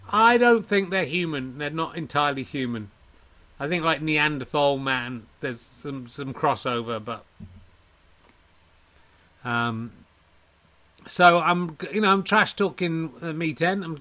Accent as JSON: {"language": "English", "region": "Wales", "country": "United Kingdom", "said": "I'm from Wales, and clearly from Wales, Welsh Wales"}